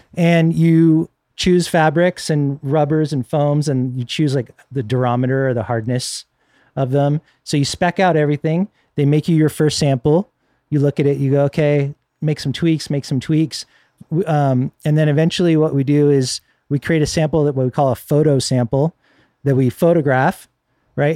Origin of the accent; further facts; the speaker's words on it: Northern California, United States; I grew up in Northern California